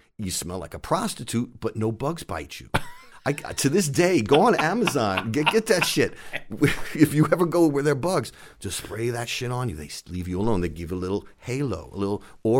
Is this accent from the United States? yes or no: yes; New York City, New York, United States; And I'm from New York City, right? So I never really traveled outside of New York City before.